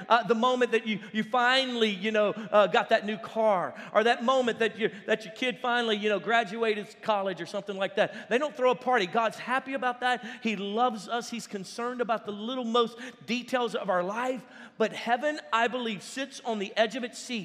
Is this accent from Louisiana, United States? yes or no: yes; Louisiana, United States; we're from Louisiana